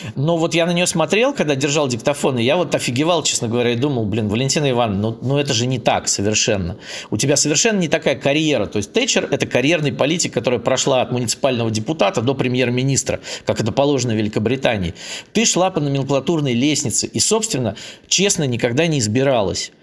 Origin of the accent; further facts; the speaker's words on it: Saint Petersburg, Russia; Я сам из Питера